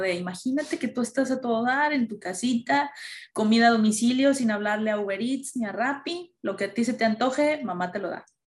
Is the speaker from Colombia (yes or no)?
no; Mexico; Como mexicanos tenemos las calaveritas y todo eso